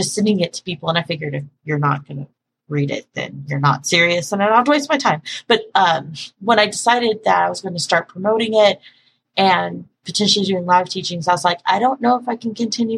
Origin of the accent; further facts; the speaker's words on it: Dallas, Texas, United States; I grew up in Dallas, where we talk like this, apparently.